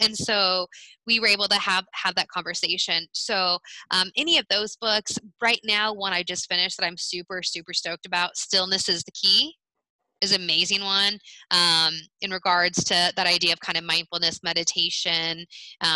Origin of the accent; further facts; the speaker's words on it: United States; as an American